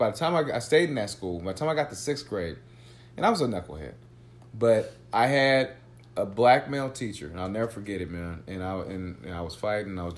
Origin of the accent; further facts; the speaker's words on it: Oakland, California, United States; also born or lived in Pinole, California; I was growing up in Oakland